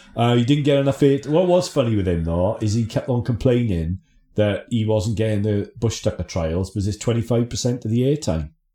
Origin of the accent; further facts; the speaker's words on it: Aberdare, Wales, United Kingdom; also born or lived in Lichfield / Blackburn; now in Bristol, United Kingdom; growing up in Aberdare